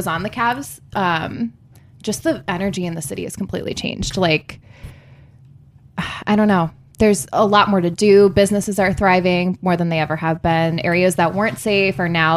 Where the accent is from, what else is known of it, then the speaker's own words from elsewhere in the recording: Berea, Ohio, United States; moved away; also born or lived in Cleveland, Ohio; I grew up, so originally I'm from Berea, Ohio. So that's like kind of outside of the city